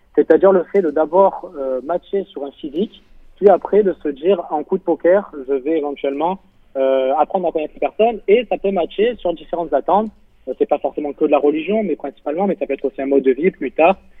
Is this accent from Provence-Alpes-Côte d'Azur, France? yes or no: yes; Marseille, Provence-Alpes-Côte d'Azur, France; je viens de Marseille